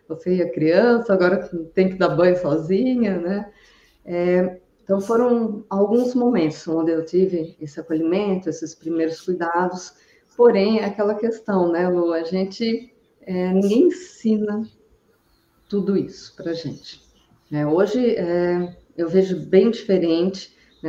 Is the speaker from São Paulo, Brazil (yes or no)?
yes; interior of São Paulo, Brazil; now in Brusque, Brazil; eu vim de, do interior de São Paulo para Santa Catarina, eu fui ter a minha filha lá na minha cidade natal também.